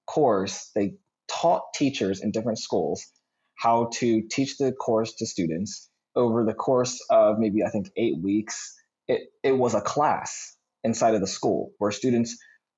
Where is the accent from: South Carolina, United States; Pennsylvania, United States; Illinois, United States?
Pennsylvania, United States; Philadelphia; I'm from Philly